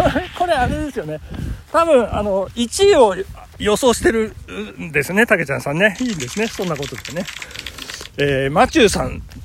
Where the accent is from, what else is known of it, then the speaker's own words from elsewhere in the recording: Nagano, Japan; 中学の長野市立東部中学校っていうんですけどそこの、えっ、ー、と、テニス部の同窓会